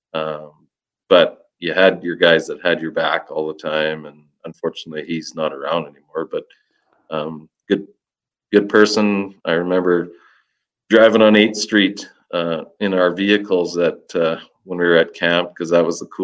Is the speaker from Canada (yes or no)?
yes; Saskatchewan, Canada; I'm from Saskatchewan